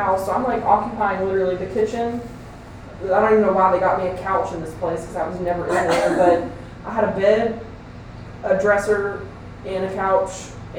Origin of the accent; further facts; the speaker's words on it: Kentucky, United States; moved away; oh, I'm from, you know, Kentucky.